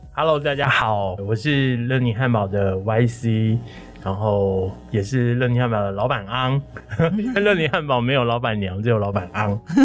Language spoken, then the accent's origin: Chinese; Chiayi, Taiwan; 是嘉义人，土生土长的嘉